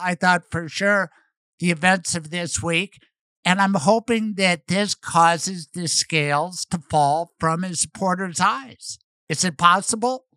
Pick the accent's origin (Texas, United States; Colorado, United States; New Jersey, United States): Colorado, United States; Denver; I served 16 years as a prosecutor in Denver, Colorado, and I loved it. My hometown